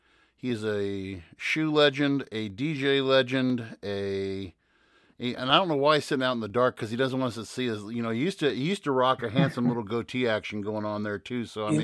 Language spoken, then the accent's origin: English; Springfield, United States; moved away; I was like, oh, my hometown.